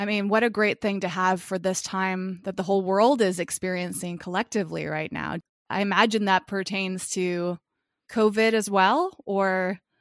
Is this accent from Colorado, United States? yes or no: no; Massachusetts, United States; I grew up in Massachusetts